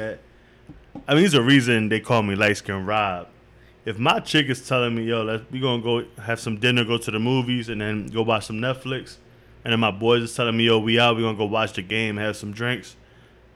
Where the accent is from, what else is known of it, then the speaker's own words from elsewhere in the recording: Philadelphia, Pennsylvania, United States; I'm from Philly